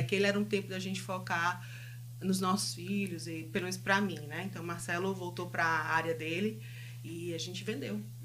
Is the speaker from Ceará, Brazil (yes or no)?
yes; Fortaleza, Ceará, Brazil; moved away as an adult; now in Winkler, Canada; a gente veio lá de Fortaleza, vai fazer agora em agosto cinco anos que a gente mora no Canadá